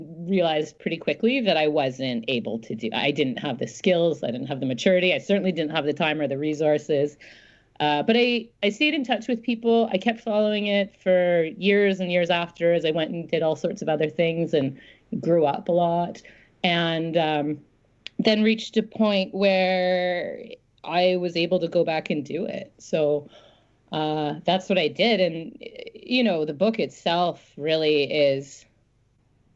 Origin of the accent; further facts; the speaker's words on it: Smithers, British Columbia, Canada; moved away; I grew up in a town called Smithers, which is about halfway along what's now referred to as the Highway of Tears